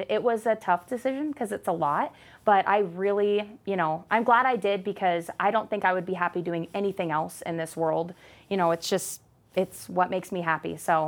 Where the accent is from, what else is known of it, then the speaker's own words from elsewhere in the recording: Arizona, United States; I am, yes. What? Born and raised, yeah.